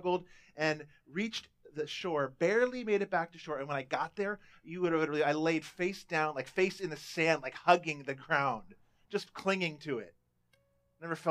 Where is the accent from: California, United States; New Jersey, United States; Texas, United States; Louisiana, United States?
California, United States; Southern; I was a teenager growing up in Southern California